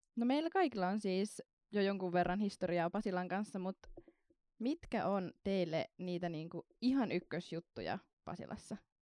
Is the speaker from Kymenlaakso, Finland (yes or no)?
no; Kontiolahti, North Karelia, Finland; now in Helsinki, Finland; Mä oon tosiaan kotoisin alun perin Pohjois-Karjalasta, tarkemmin Kontiolahdelta